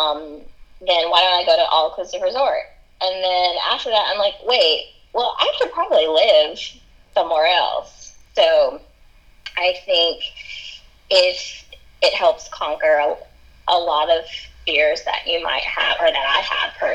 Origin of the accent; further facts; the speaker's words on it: Arkansas, United States; moved away; we're both from Arkansas